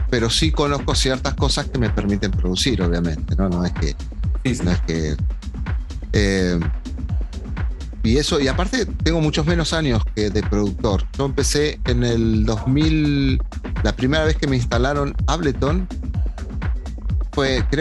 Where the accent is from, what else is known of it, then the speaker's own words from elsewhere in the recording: Argentina; moved away as an adult; Yo en realidad me fui en el 2000 de Argentina y volví Y después me fui en el 2008, que fue el quiebre este que te digo yo